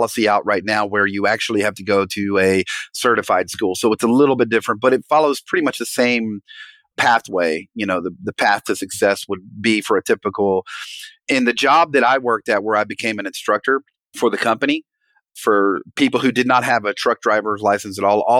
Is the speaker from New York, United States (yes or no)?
no; Las Vegas, Nevada, United States; as I grew up in Las Vegas, I kind of lived on the not so rich side of town.